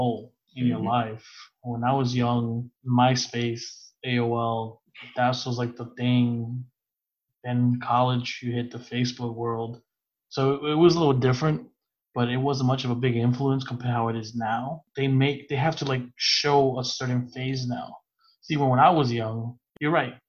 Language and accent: English; New York City, New York, United States; I grew up in Brooklyn and Queens. My parents are both separated, so I grew up in Queens and in Brooklyn